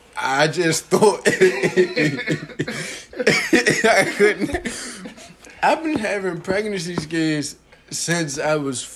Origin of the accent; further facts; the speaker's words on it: Maryland, United States; also born or lived in Washington, D.C.; I grew up in Maryland.